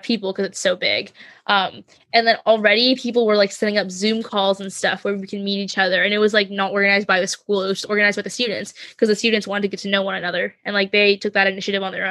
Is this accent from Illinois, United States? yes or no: no; Seattle, Washington, United States; moved away as an adult; I grew up in Seattle. I'm a city kid.